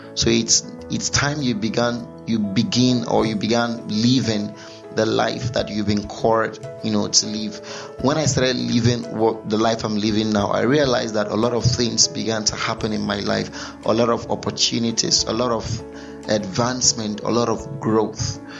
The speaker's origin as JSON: {"language": "English", "town": "Onitsha", "region": "Anambra", "country": "Nigeria", "tie": "born or raised there", "said": "I grew up, I was born in Anambra State. Sorry, did I just say Anambra State? Yeah, Anambra State. Yeah, about precisely in Onitsha."}